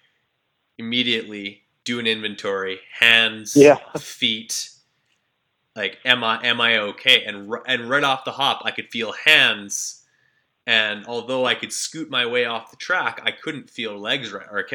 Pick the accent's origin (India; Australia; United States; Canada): Canada; I'm from Canada